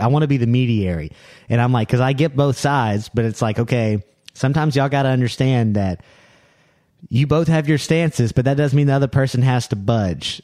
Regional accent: Louisiana, United States; I'm from New, I'm from, uh, New Orleans

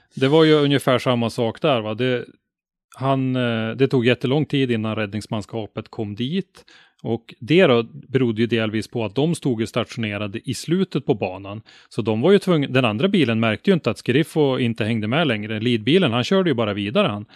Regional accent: Ånge, Västernorrland County, Sweden; now in Sundsvall, Sweden; hemma i Ånge där jag bodde då, hade vi en motorklubb

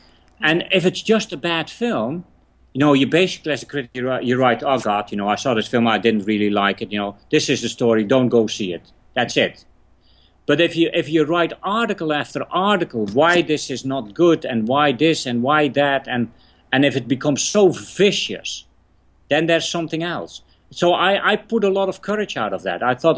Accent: England, United Kingdom; I weirdly enough didn't know him because I came from England, so I didn't know how popular he was.

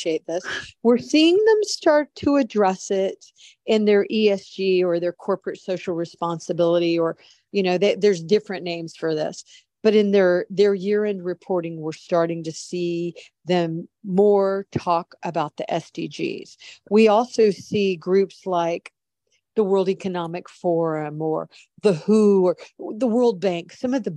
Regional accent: United States; I'm an American. I even though I'm very well traveled, I have always lived in the United States

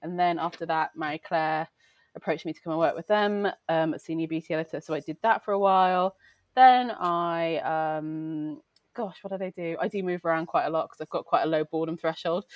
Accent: Wales, United Kingdom; moved away as an adult; now in London, United Kingdom; I grew up in Wales, and it's a very strong culture

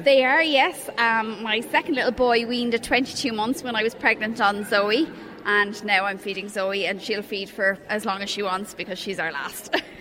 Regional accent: Cork, Munster, Ireland; now in Drogheda, Ireland; I knew nobody in Drogheda because I'm originally from Cork

